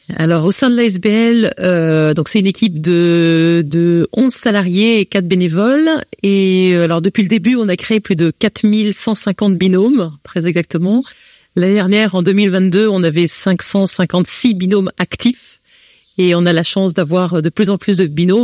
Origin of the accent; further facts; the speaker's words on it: France; accent: French; moved away as an adult; now in Belgium; j'ai un accent français